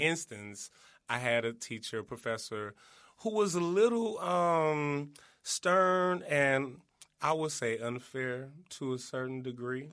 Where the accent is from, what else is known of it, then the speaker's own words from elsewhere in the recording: East St. Louis, Illinois, United States; originally, I'm from East Saint Louis, Illinois.